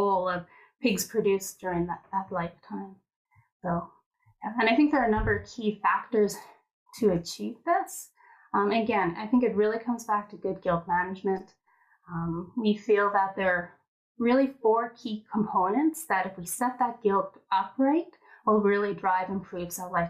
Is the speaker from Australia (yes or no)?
no; Edmonton, Alberta, Canada; I was born and raised here in Edmonton